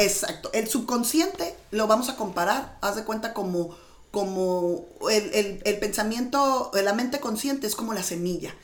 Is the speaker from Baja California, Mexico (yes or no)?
yes; Mexicali, Baja California, Mexico; yo vengo de Mexicali, yo nací en un pueblito que se llama Mexicali, Baja California